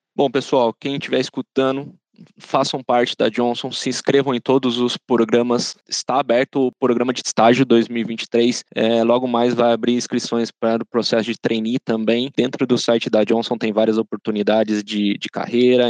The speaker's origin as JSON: {"language": "Portuguese", "town": "São José dos Campos", "region": "São Paulo", "country": "Brazil", "tie": "born or raised there", "said": "sou natural aqui da cidade de São José dos Campos"}